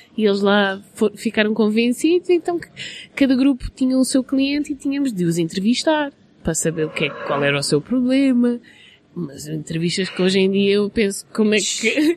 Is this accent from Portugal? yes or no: yes; Portugal; now in London, United Kingdom; nós somos de Portugal, somos latinos